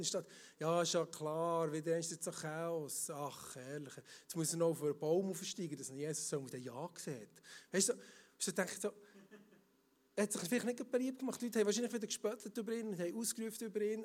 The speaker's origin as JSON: {"language": "German", "area": "Emmental", "region": "Bern", "country": "Switzerland", "said": "im Emmental, dort hier, wo ich herkomme"}